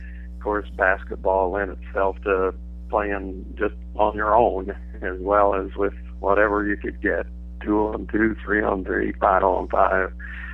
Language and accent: English; Plainfield, Indiana, United States; moved away as an adult; also born or lived in Orleans, Indiana / Houston, Texas; now in Dallas, United States; I grew up in Plainfield, just outside of Indianapolis, pretty much where the airport is right now, and went there all 12 years of school